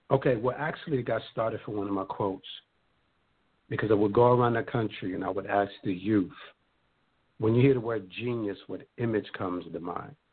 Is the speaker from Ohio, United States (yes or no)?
no; Bronx, New York, United States; also born or lived in Harlem; now in Brooklyn, United States; Born in Harlem, raised in the Bronx. I've been living in Brooklyn for over 15 years. I'm a New Yorker to the umpteenth percentile